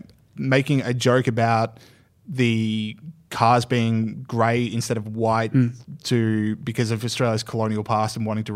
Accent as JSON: {"language": "English", "town": "Trier", "region": "Rhineland-Palatinate", "country": "Germany", "tie": "born there", "said": "I was born in Trier, Germany."}